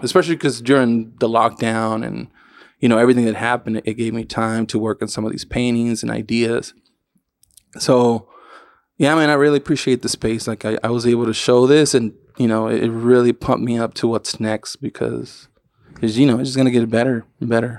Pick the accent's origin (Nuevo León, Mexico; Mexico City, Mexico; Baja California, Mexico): Baja California, Mexico; Tijuana; the banda and all that shit that I used to, that I grew up with in Tijuana